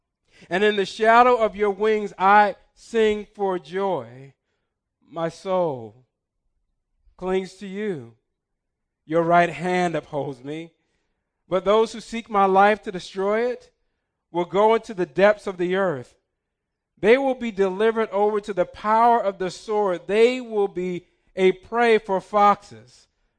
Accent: Newark, New Jersey, United States; I grew up in Hart Parson, in Newark, New Jersey. Before I was 10, I'm carrying a knife as long as my calf.

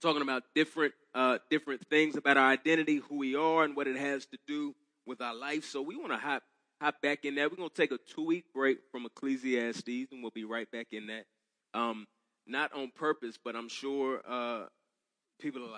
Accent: Dallas, Texas, United States; I'm from Texas, I grew up in Dallas.

